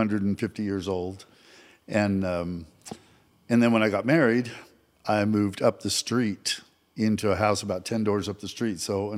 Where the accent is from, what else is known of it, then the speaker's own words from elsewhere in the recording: Montpelier, Vermont, United States; moved away as an adult; now in Lubbock, United States; I was born and raised in Montpelier, Vermont. So that's the capital city of Vermont. It's a town of 8,000 people.